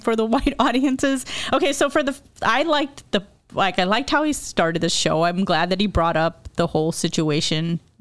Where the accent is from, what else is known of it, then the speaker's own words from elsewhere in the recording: Chicago, Illinois, United States; I grew up in Chicago, the Chicago area, so we had all these South Asian friends